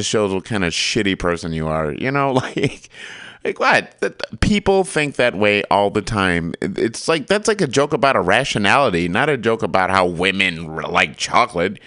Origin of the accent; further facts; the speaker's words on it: Michigan, United States; I grew up in Michigan